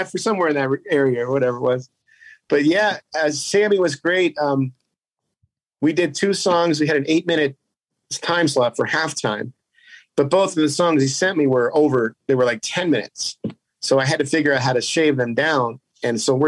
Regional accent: Youngstown, Ohio, United States; now in Las Vegas, United States; I grew up in Youngstown

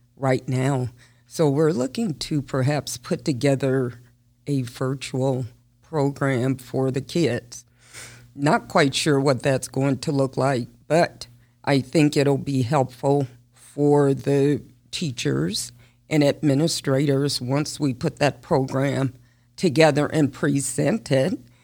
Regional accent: Las Vegas, Nevada, United States; I was born and raised here in Las Vegas

